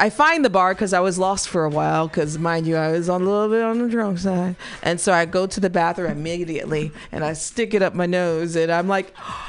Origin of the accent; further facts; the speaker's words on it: California, United States; I'm from California.